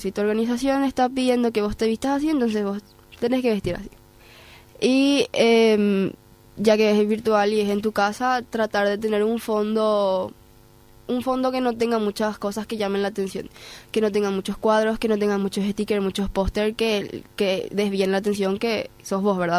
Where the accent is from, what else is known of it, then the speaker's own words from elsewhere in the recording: Paraguay; first language Spanish; yo soy paraguaya, mi primer idioma es español.